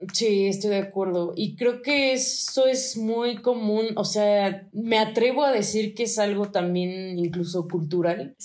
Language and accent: Spanish; Mexico